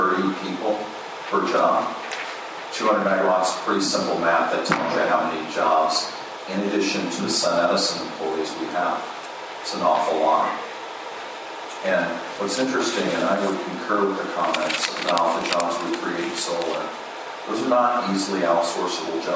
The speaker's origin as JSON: {"language": "English", "region": "Georgia", "country": "United States", "tie": "born or raised there", "said": "My home state of Georgia"}